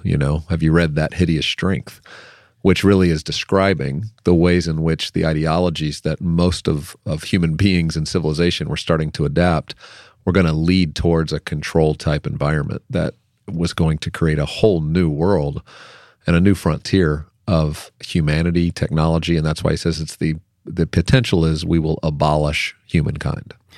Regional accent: Lynchburg, Virginia, United States; I grew up in Jerry Falwell's church in Lynchburg, Virginia

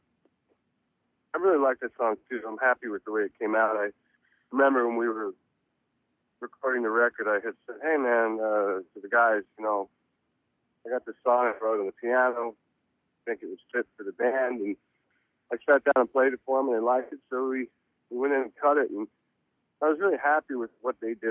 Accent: Reading, Pennsylvania, United States; I was born in Reading, Pennsylvania

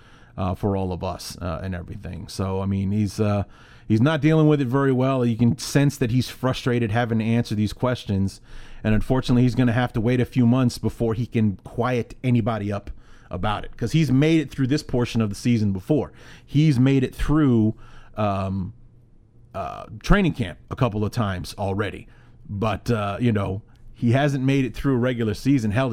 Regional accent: Chicago, Illinois, United States; moved away as an adult; now in Iowa, United States; I am from Chicago

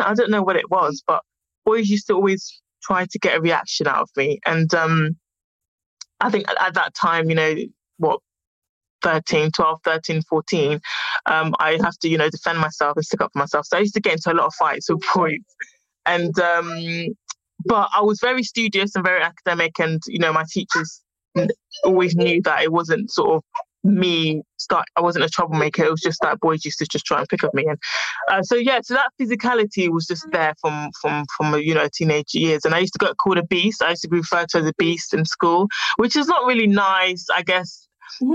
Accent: London, United Kingdom; also born or lived in Ghana; I born and bred in London, West London

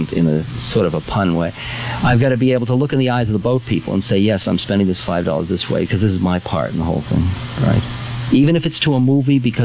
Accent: United States; I'm an American

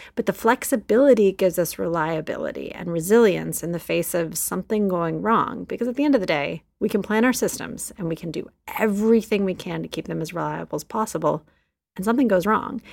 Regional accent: Texas, United States; in my home state of Texas

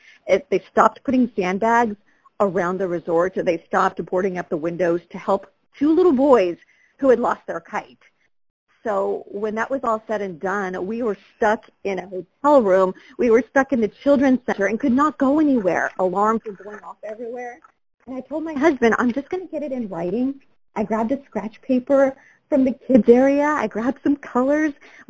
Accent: Galt, California, United States; I was raised in Galt, a really small town in Sacramento County, 20,000 people.

